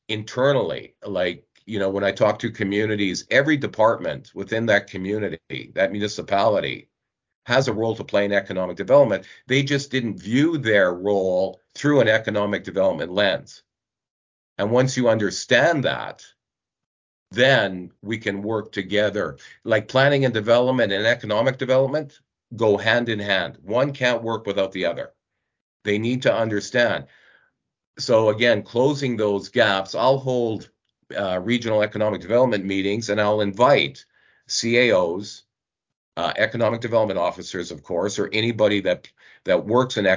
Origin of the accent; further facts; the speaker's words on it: Northeast Alberta, Canada; I grew up in Northeast Alberta